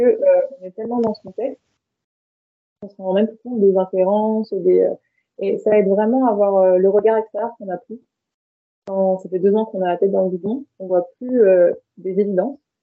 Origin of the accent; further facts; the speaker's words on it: France; je suis née et j'ai grandi en France